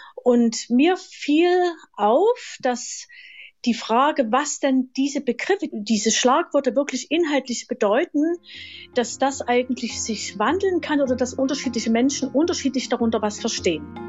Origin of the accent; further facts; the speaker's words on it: Dresden, Saxony, Germany; now in Leipzig, Germany; ich wohne in Leipzig, bin aufgewachsen in Dresden